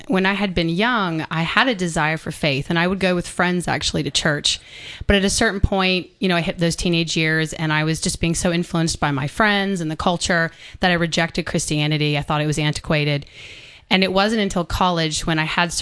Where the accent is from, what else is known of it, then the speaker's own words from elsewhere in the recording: Atlanta, Georgia, United States; I actually am born and raised in Atlanta